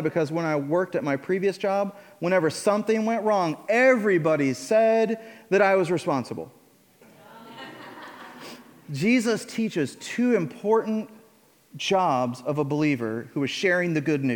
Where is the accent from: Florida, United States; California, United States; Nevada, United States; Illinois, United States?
Illinois, United States; now in Indiana, United States; I grew up in Illinois